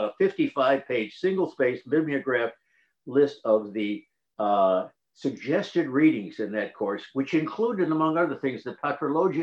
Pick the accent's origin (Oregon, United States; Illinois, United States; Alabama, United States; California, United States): Illinois, United States; Chicago; moved away as an adult; I wasn't a Catholic from upstate New York, but I was a Catholic from South Chicago